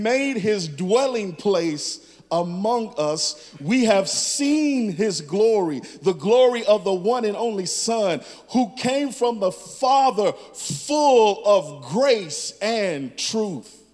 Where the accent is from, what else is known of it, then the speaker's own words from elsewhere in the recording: Chicago, Illinois, United States; moved away; I'm from Chicago.